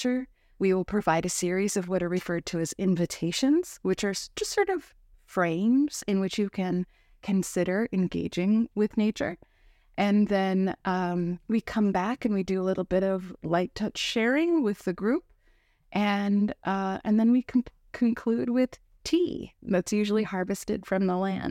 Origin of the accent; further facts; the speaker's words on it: San Diego, California, United States; now in Minnesota, United States; I was raised in San Diego, California, which is a very temperate atmosphere. And but I was born in Minnesota